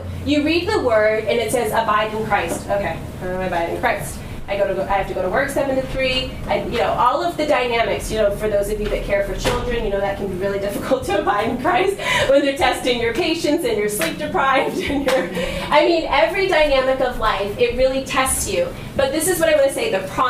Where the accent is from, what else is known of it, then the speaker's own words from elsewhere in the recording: United States; because I'm from the West, I'm American